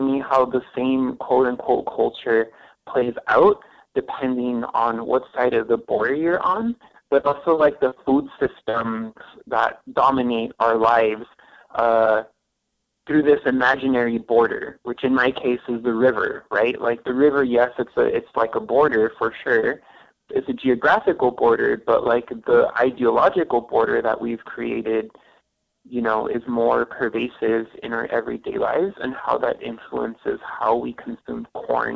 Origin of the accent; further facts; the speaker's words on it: El Paso, Texas, United States; also born or lived in Ciudad Juárez, Mexico; I grew up in El Paso and I also grew up in Juarez